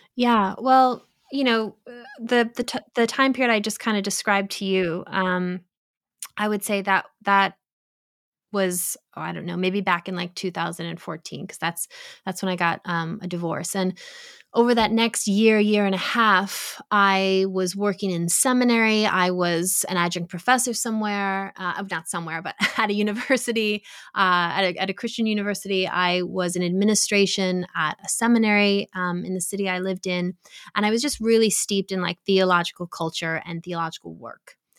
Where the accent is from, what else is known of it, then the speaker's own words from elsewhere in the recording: New York, United States; I grew up in New York. I grew up in an Italian Catholic American community